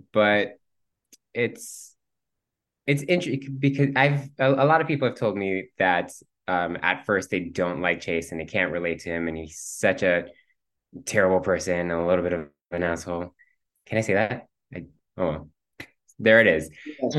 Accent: Cuba; first language Spanish; English is a second language; the fact that I'm Cuban. So my first language was Spanish

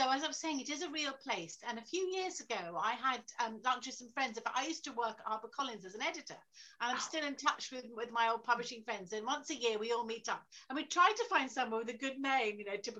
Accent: London, United Kingdom; born there; And also, I was born in London. I went to university in London. So I've always wanted to write about it, really.

